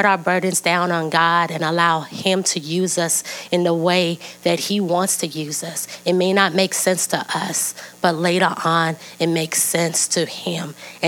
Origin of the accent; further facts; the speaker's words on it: East Coast, United States; moved away as an adult; now in Sacramento, United States; I'm from the East Coast, and that's where my family and my friends and my support system is